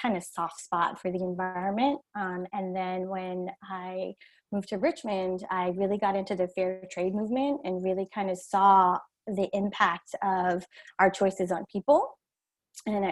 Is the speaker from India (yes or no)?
yes; India; moved away; I'm originally from India